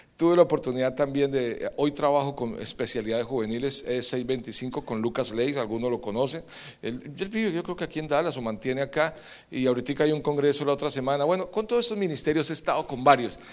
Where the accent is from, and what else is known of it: Colombia; moved away; also born or lived in Medellín